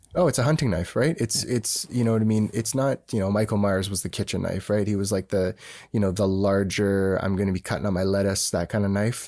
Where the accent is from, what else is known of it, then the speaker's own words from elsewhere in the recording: Canada; we're Canadian